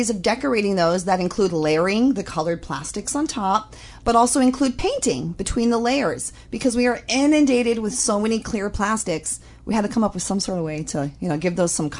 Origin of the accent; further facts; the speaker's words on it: Holualoa, Hawaii, United States; I grew up in Holoaloa, and I was surrounded by entrepreneurs